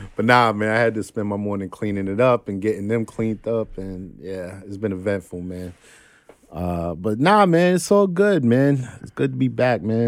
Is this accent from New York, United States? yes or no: yes; New York City, New York, United States; I'm some cat from Crook Avenue in Brooklyn